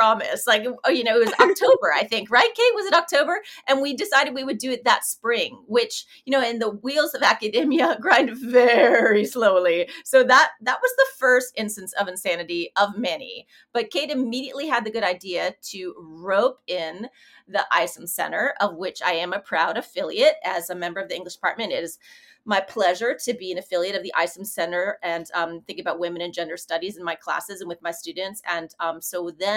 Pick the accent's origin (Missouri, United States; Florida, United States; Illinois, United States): Illinois, United States; Chicago; moved away as an adult; also born or lived in Fayetteville, Arkansas; now in Oxford, Mississippi, United States; I'm originally from Chicago